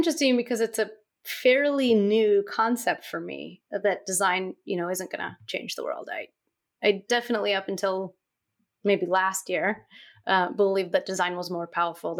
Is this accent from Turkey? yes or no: yes; Istanbul, Turkey; when I went back to Turkey one summer, which is where I'm from. I grew up in Istanbul, Turkey, because my father's Turkish and my mother's American.